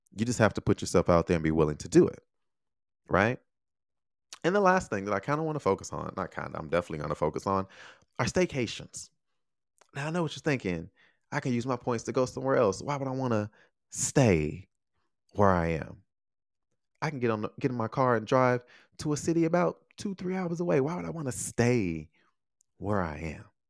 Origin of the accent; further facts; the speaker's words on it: Chicago, Illinois, United States; moved away; I'm from Chicago.